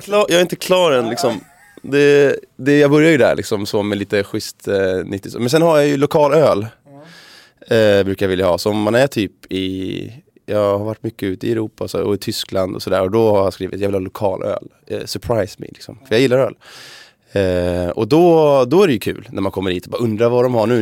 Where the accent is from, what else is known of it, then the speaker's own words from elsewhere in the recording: Sweden; vi svenskar